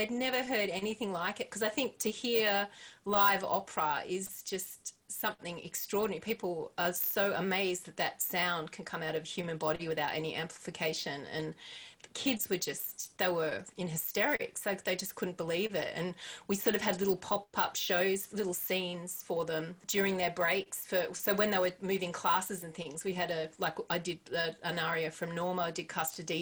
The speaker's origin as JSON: {"language": "English", "town": "Perth", "region": "Western Australia", "country": "Australia", "tie": "born or raised there", "said": "I grew up in Perth"}